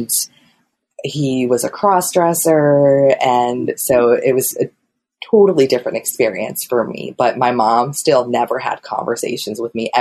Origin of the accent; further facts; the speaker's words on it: Midwest, United States; a Midwesterner who lives in a town of 1200 people